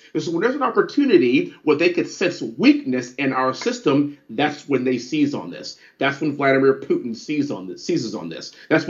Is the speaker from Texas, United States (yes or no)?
yes; Houston, Texas, United States; in my hometown of Houston, Texas